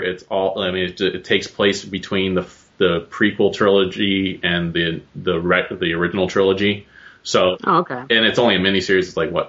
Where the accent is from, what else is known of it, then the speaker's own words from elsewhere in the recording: Cleveland, Ohio, United States; we're from the Cleveland area.